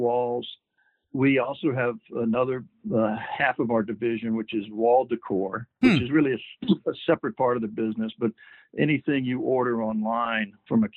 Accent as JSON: {"language": "English", "town": "Baton Rouge", "region": "Louisiana", "country": "United States", "tie": "born or raised there", "said": "Baton Rouge, Louisiana, which is my hometown"}